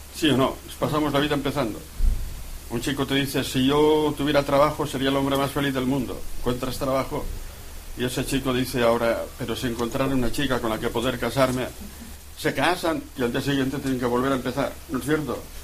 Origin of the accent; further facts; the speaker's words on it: 60 km from Pamplona, Navarre, Spain; mi pueblo, donde cogemos el autobús para ir a Pamplona